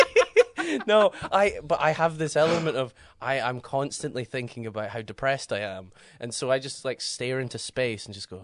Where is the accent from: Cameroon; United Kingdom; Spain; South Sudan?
United Kingdom; Aberdeenshire, Scotland; moved away as an adult; now in Edinburgh, United Kingdom; I'm uh, originally from Aberdeen, uh, well, Aberdeenshire, so from the countryside, and then I have lived in Edinburgh for the last seven years.